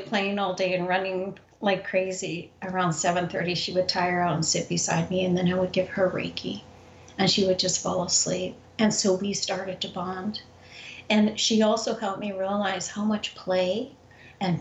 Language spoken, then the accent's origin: English; Canada; moved away; I'm originally from Canada